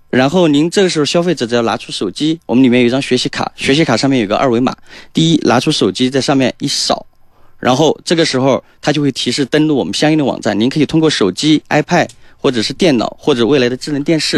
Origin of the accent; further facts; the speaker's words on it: Chongqing, China; moved away as an adult; also born or lived in Zhejiang / Shanghai / Jiangsu / Guangzhou; 第一站是到浙江，就是咱们浙江，因为我是重庆人